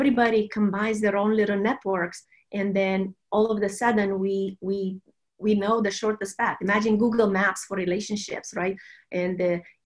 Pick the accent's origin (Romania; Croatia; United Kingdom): Romania; moved away as an adult; also born or lived in Silicon Valley; now in United States; I'm a Romanian. And I came to the U.S. With just a suitcase and a scholarship to do a law degree